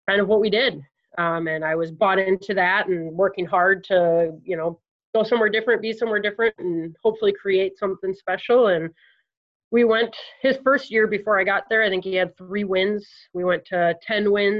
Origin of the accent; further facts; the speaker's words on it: Eau Claire, Wisconsin, United States; moved away as an adult; also born or lived in Winona, Minnesota; I'm originally from Eau Claire, Wisconsin